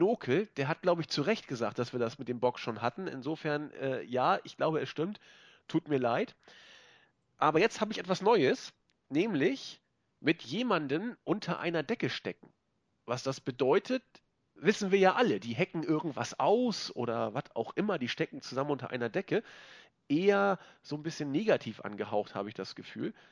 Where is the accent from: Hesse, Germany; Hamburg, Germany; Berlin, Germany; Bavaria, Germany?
Hamburg, Germany; Äh, und das sage ich als Hamburger. Ich bin so diplomatisch drauf.